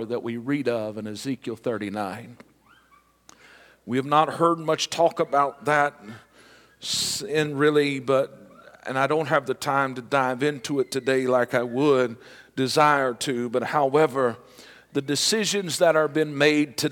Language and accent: English; United States; I am proud to be an American